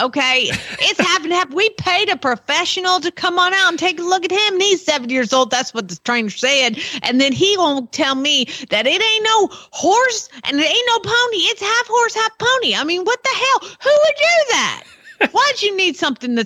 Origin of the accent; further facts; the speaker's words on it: Georgia, United States; I'm from Georgia.